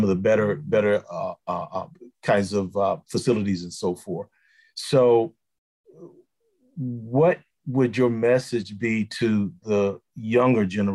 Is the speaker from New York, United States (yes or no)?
no; Rocky Mount, North Carolina, United States; growing up in Rocky Mount, North Carolina